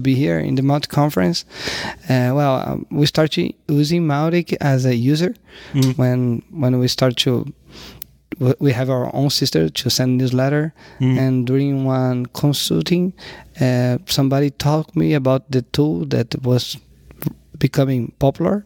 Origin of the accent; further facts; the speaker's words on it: Rio de Janeiro, Brazil; I'm from Rio de Janeiro.